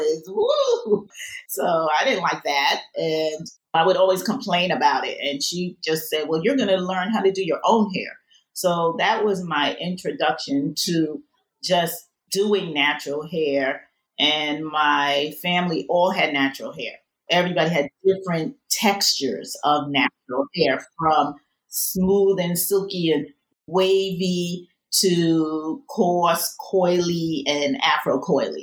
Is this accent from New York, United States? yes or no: yes; New York City, New York, United States; I was actually born in the Bronx